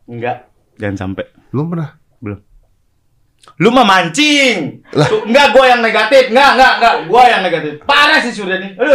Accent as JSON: {"language": "Indonesian", "town": "Bekasi", "region": "West Java", "country": "Indonesia", "tie": "born or raised there", "said": "lo tau gak Uwa-uwa di kampung gue di Bekasi."}